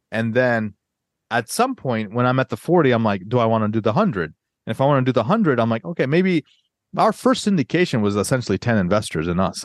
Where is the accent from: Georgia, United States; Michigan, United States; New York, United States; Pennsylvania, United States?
Georgia, United States; Atlanta; moved away as an adult; also born or lived in Northern Virginia; I grew up in Atlanta